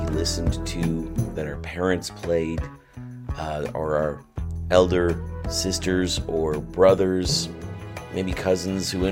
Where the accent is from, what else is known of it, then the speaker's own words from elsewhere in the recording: Ontario, Canada; growing up in Ontario